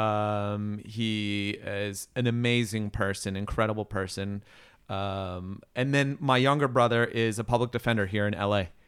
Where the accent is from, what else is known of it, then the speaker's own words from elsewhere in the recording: Riverside, California, United States; also born or lived in Ellicott City, Maryland / Orange County, California; now in Los Angeles, United States; Riverside is technically my hometown, but I grew up, uh, yeah, I grew up in Riverside